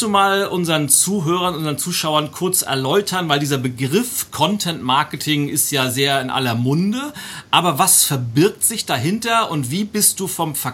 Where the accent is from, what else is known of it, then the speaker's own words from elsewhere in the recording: Hamburg, Germany; wenn wir als, als Hamburger nach München fahren, dann freut ihr euch immer, dass es Punkte gibt.